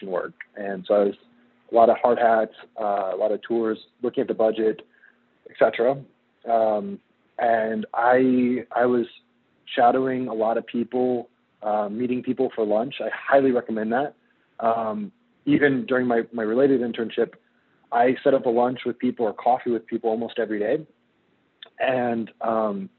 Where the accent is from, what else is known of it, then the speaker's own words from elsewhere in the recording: near Springfield, Illinois, United States; now in Seattle, United States; I grew up near Springfield, so downstate.